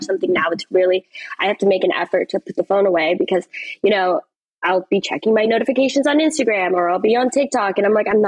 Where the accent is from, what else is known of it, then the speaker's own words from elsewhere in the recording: California, United States; I grew up in California